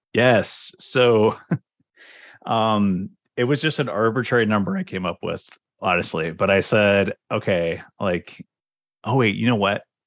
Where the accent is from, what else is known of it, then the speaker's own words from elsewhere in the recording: Cincinnati, Ohio, United States; moved away as an adult; now in Toronto, Canada; I'm from, uh, Cincinnati, Ohio, actually. So I um, did all of my schooling there from basically, you know, kindergarten to P H D